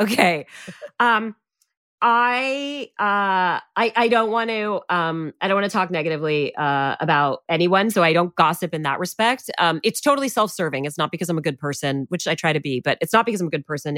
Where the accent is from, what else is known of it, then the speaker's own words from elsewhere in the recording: Canada; I'm Canadian and I was in Canada already